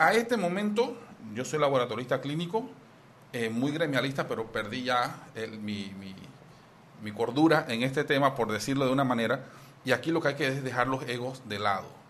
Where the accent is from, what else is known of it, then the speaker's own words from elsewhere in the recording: Panama; como muchos panameños que necesitamos de dos trabajos